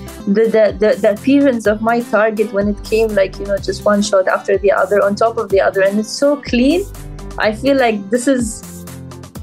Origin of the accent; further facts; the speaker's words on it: Dubai, United Arab Emirates; I'm personally from Dubai, so I travel every day there